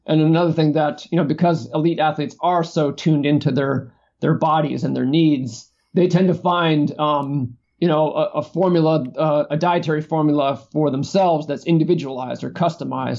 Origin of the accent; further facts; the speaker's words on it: East Coast, United States; moved away as an adult; now in California, United States; so I grew up on the East Coast, and when I moved to California in 1995